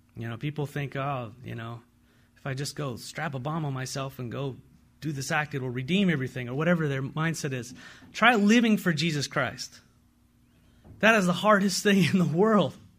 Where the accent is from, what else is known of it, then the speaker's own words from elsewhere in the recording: San Diego, California, United States; now in Walla Walla, United States; I come from San Diego